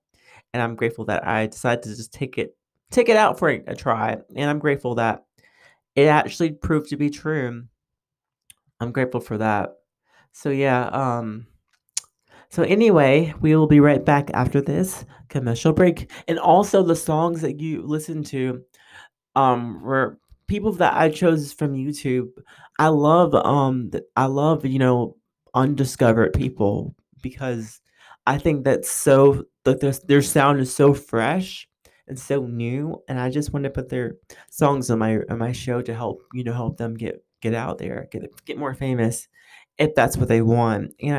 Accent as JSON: {"language": "English", "region": "New York", "country": "United States", "also_born_or_lived": "Texas / California / Germany", "said": "lived in Texas, I've lived in California, I've lived in, you know, Germany, I lived all over. And so my accent and my voice has probably picked up on a lot of different things. And so I talk fast, you know, from New York. That's my New York side, I guess."}